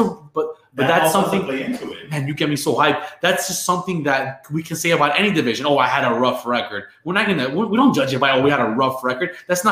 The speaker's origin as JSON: {"language": "English", "town": "San Diego", "region": "California", "country": "United States", "said": "I did go with the Padres because I was from San Diego."}